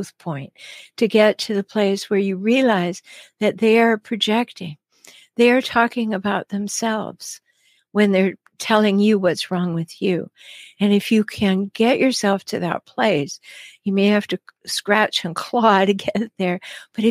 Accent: Canada; now in United States; I'm Canadian. I live in the States

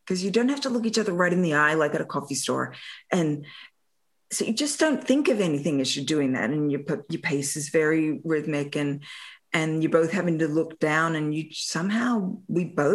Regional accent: Australia; moved away; growing up in Australia

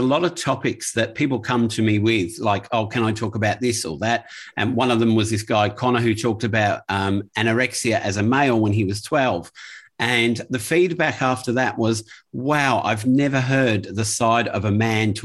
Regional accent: England, United Kingdom; now in Australia; I grew up in England as well in the 70s, and then we moved here to Australia.

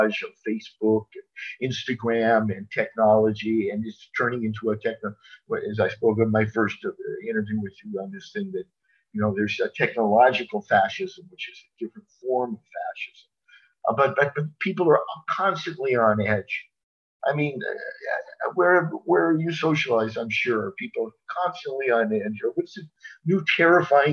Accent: Las Vegas, Nevada, United States; when I was grew up in the 1950s in Nevada, and I grew up in Las Vegas from 63 to 71

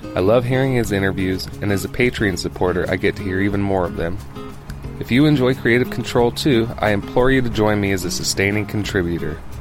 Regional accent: Ontario, Canada; now in Edmonton, Canada; I'm originally from Ontario

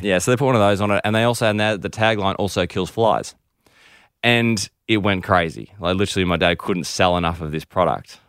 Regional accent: Melbourne, Victoria, Australia; also born or lived in United Kingdom; We're actually from Melbourne

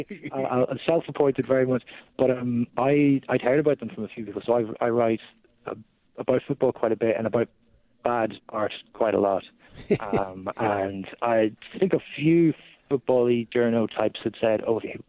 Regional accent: Ireland; as an Irishman

